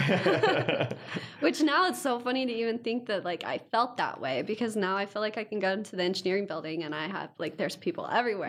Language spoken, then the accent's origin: English; Ironton, Ohio, United States; I'm from Ironton, Ohio